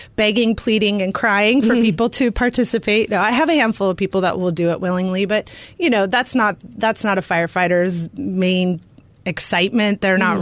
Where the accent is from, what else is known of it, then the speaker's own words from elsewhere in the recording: California, United States; also born or lived in Arizona; now in Glendale, United States; I grew up in California, so I gave myself a year to get hired here, or I was going to move back to California.